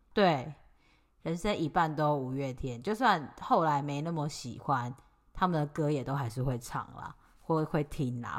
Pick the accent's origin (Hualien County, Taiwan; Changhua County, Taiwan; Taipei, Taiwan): Taipei, Taiwan; 我那时候小时候住在台北